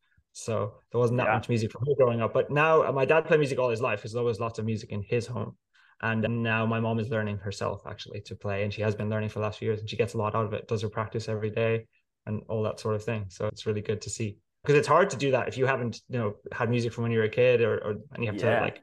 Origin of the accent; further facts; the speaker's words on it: County Clare, Munster, Ireland; moved away as an adult; now in London, United Kingdom; I grew up in Ireland in a place called Clare in the west of Ireland, very green, beautiful place.